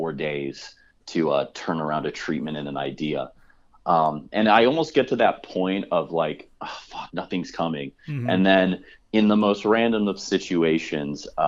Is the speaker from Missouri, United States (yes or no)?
no; Chicago, Illinois, United States; moved away; I'm from Chicago